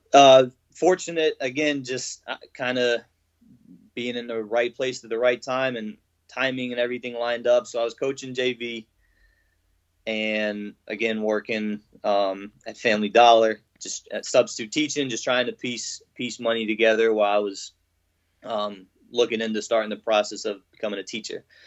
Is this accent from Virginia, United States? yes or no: yes; Norfolk, Virginia, United States; I'm from Norfolk, Virginia